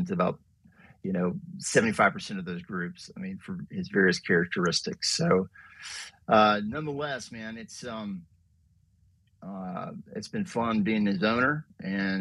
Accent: North Carolina, United States; growing up in North Carolina

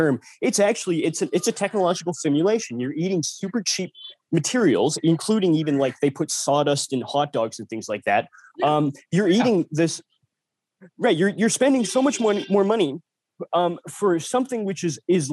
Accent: United States; now in India

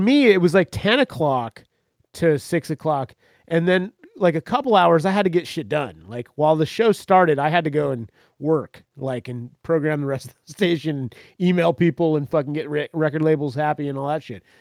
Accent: central Florida, United States; moved away; I grew up in Florida, man, central fucking Florida

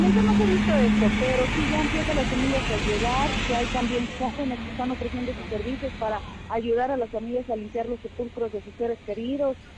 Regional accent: Mexico; nosotros como mexicanos

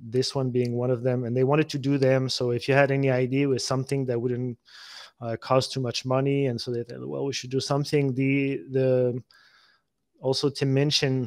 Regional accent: France; moved away as an adult; also born or lived in United States; now in Camargue, France; I just wanted to come back to France to, even for my kids there, they were 8 and 5 year old. I wanted to see them, to grow up in France

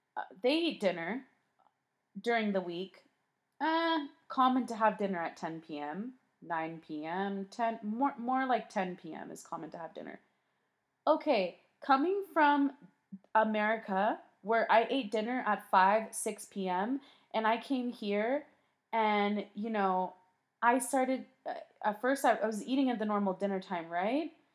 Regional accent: San Diego, California, United States; moved away as an adult; now in Madrid, Spain; I am a San Diego girl, okay? I came from San Diego

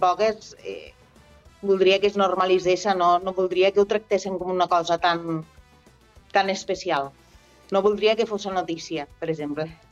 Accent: Ebro Delta, Catalonia, Spain; jo sóc del Delta de l'Ebre

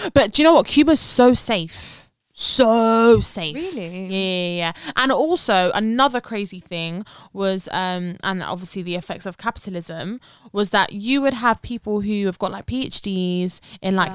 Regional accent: London, United Kingdom; they can tell that we're from London. So I'm kind of I'm I'm happy like where I've been born and raised

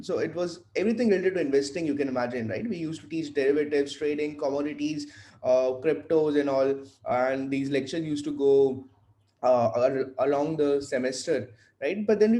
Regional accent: Vadodara, Gujarat, India; born there; also born or lived in Faridabad; So I was born in Baroda, right? I was born in Gujarat. Then did some of my schooling in Faridabad

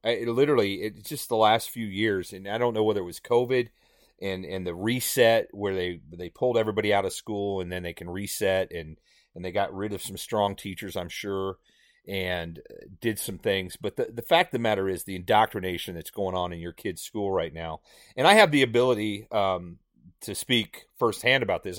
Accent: Indiana, United States; moved away; I grew up in Indiana

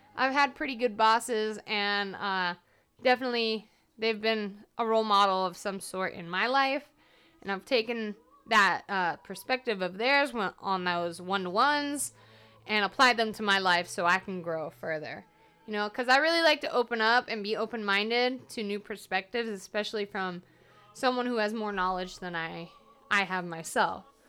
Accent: Atlanta, Georgia, United States; moved away; I'm from Atlanta because they say Atlanta, not Atlanta.

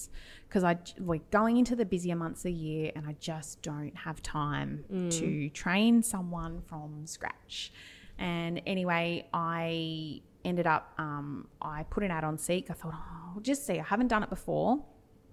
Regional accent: Albury, New South Wales, Australia; I'm from Albury Wodonga

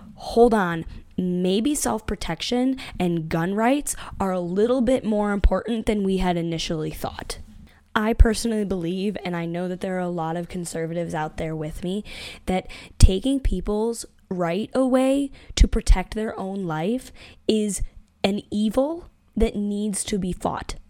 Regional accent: Buffalo, New York, United States; moved away; I grew up in the South Towns of Buffalo, and I no longer live there

